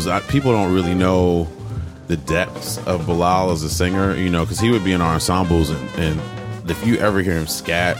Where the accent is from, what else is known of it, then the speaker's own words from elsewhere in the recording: New Jersey, United States; moved away; also born or lived in New York; I'm from Jersey, but I went to school somewhere else. Came to New York at the new school